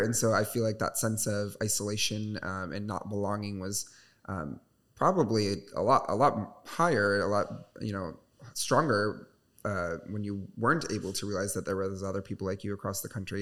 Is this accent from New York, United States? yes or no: no; Michigan, United States; now in Chicago, United States; I'm from Michigan